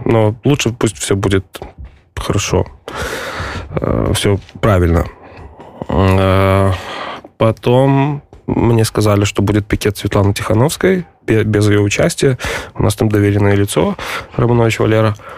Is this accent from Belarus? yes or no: yes; Pinsk, Brest Region, Belarus; moved away as an adult; also born or lived in Ukraine; now in Warsaw, Poland; я из Пинска